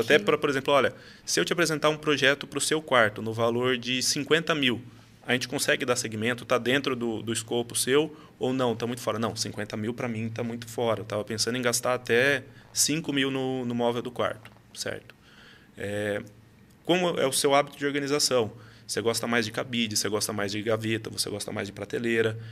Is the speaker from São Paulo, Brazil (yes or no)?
yes; Salto, São Paulo, Brazil; sou de Salto, nascido e criado aqui do lado de vocês